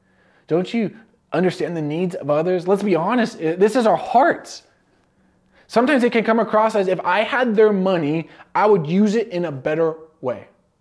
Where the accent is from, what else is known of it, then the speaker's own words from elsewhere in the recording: California, United States; I remember when I was growing up in California, we had a couple seasons.